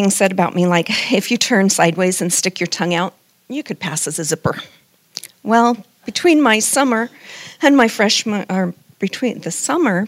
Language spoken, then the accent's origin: English; Denver, Colorado, United States; I was raised in Denver, Colorado, in a godly home, a strict Baptist home